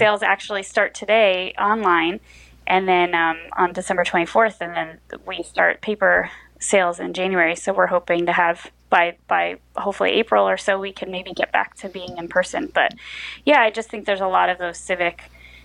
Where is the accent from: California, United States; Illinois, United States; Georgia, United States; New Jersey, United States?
New Jersey, United States; rural; now in Newark, United States; I grew up in rural New Jersey, which does exist